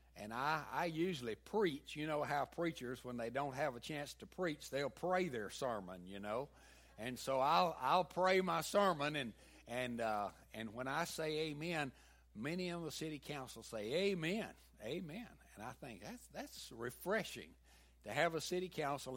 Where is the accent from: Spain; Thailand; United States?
United States; the South; accent: southern; my southern accent